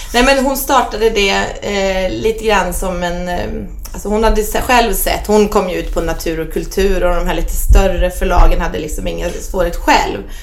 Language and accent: Swedish; Bålsta, Uppsala County, Sweden; also born or lived in Solna; mamma och pappa eh, flyttade ut oss till Bålsta. Så där har jag vuxit upp